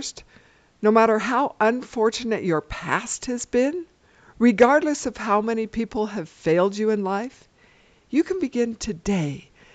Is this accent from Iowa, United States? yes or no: no; Los Angeles, California, United States; I grew up in Los Angeles, California